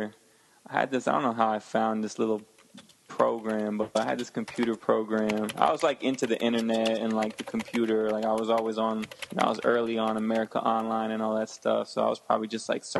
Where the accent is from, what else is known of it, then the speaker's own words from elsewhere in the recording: Connecticut, United States; also born or lived in Westchester, New York; originally I'm from Connecticut. I grew up in like Connecticut and Westchester, which is like outside of New York